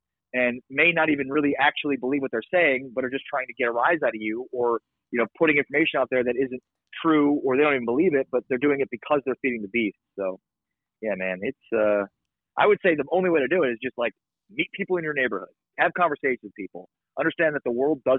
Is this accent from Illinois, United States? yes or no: yes; Chicago, Illinois, United States; now in Dallas, United States; I didn't grow up in Dallas. I grew up in Chicago